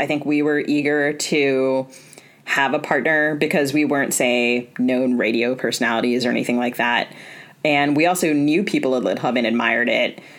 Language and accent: English; East Coast, United States; I grew up on the East Coast